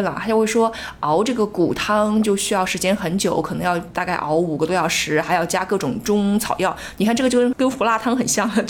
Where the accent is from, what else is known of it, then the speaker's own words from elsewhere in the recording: southern China, China; 作为南方人，虽然有的时候我觉得我不是标准南方人，因为我不爱吃米大米，但是呢，